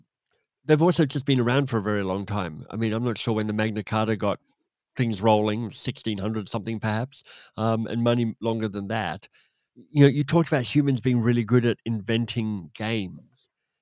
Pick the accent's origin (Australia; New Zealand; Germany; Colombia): Australia; also born or lived in England / United States / Canada; well, I grew up in Australia and then in England and then in the US and then in Canada, so I'm thoroughly westernized in terms of how I think about stuff.